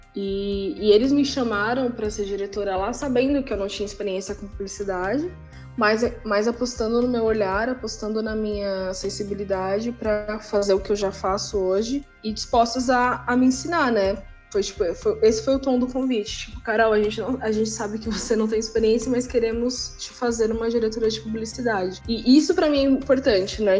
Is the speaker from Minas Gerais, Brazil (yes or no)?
no; São Paulo, Brazil; eu sou de São Paulo, eu sou uma pessoa da periferia